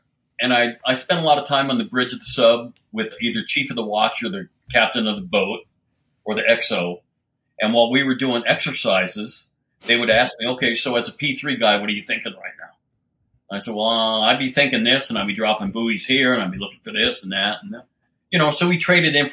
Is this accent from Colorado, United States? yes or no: yes; Littleton, Colorado, United States; moved away; I grew up in Littleton, Colorado and dropped out of high school